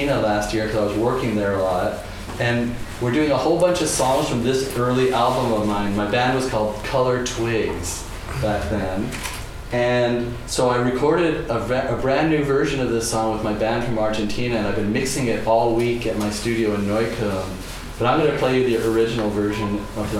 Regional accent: Seattle, Washington, United States; moved away as an adult; also born or lived in New York; when I grew up in Seattle

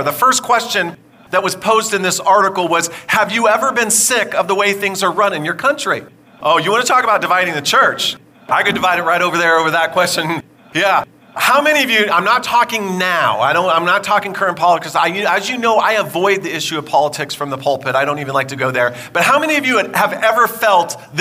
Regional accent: California, United States; I grew up in California

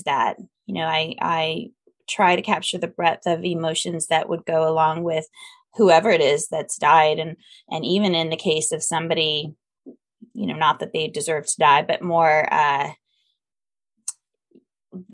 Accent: Northern California, United States; I was born in Southern California and raised mostly in Northern California

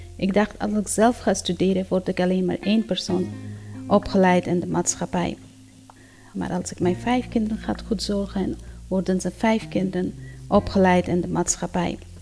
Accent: Afghanistan; Dutch is a second language; moved away as an adult; also born or lived in Pakistan / Iran; now in Netherlands; In 2001 ben ik gevlucht uit Afghanistan met mijn man en mijn kinderen. Ik was gynaecoloog in Afghanistan

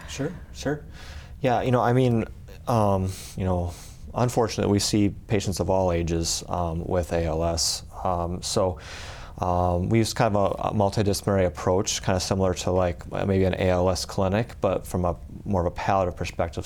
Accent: Aberdeen, South Dakota, United States; I'm originally um, from well South Dakota, uh, kind of uh, grew up in Aberdeen.

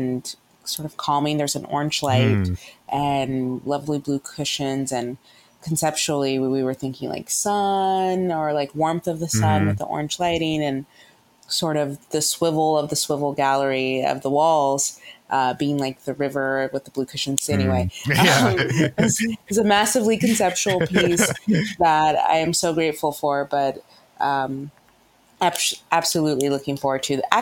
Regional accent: United States; growing up as Black American

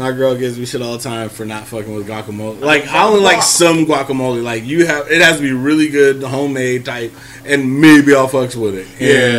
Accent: San Francisco Bay Area, California, United States; The San Francisco motherfucking Bay.

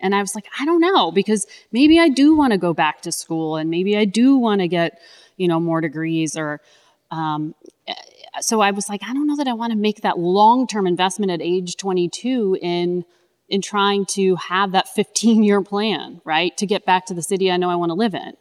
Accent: Connecticut, United States; I grew up in Connecticut

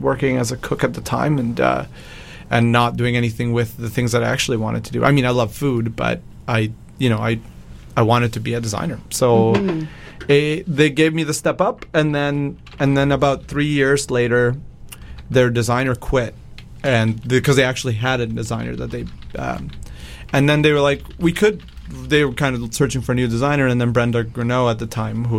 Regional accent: Mexico; moved away; I grew up in Mexico

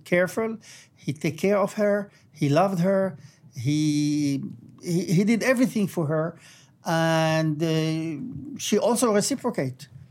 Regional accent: Beirut, Beirut Governorate, Lebanon; moved away as an adult; now in Israel; I was born in Beirut, uh, Lebanon. Um, and I grew up there.

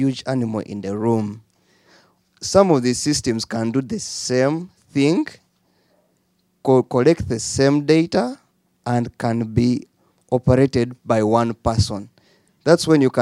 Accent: Uganda; I'm from Uganda, where we have one of the lowest learning, literacy, and proficiency

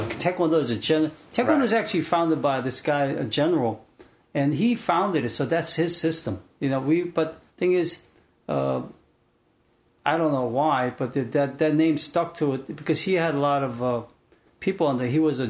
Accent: South Korea; now in United States; we're Koreans.

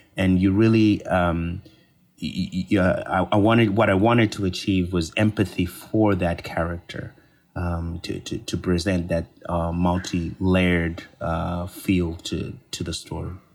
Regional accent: Copperbelt Province, Zambia; I'm from Zambia, and I grew up in Zambia, and specifically, I grew up on the Copper Belt Province

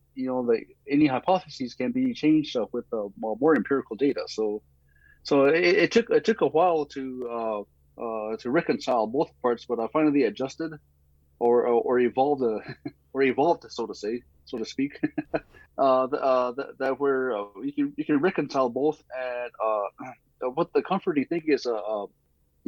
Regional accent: Jemez Pueblo, New Mexico, United States; growing up in Jemez Pueblo

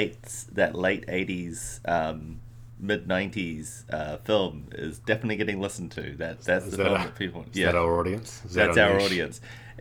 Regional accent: Australia; now in New Zealand; Australian by birth, but Kiwi by choice.

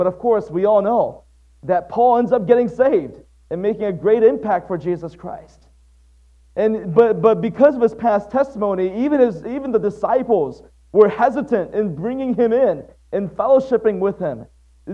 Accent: Waterford, Michigan, United States; also born or lived in Atsugi, Kanagawa, Japan; It was 5 years after that our family relocated to Waterford, Michigan. That's where I spent most of my life.

